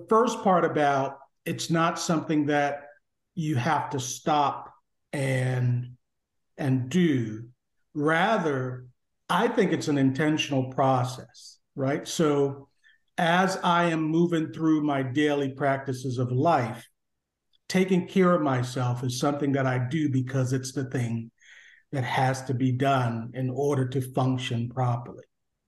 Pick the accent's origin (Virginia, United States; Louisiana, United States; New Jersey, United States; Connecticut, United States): Connecticut, United States; moved away as an adult; now in Washington, D.C., United States; I came originally from Connecticut, and then landed in this area.